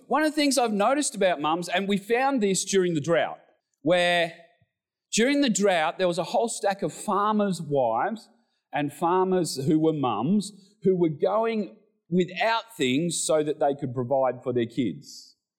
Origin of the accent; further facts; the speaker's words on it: Australia; we're Australian males